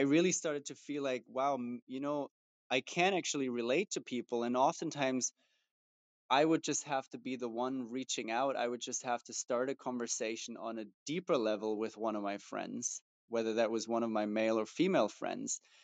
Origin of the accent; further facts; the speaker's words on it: Germany; moved away; I grew up in Germany, and especially growing up in Germany as as a guy